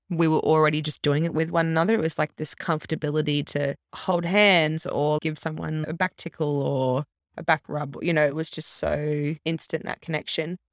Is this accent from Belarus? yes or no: no; Brisbane, Queensland, Australia; also born or lived in Melbourne; Grew up in Melbourne, moved up to Brisbane when I was, like, eight, went to school up there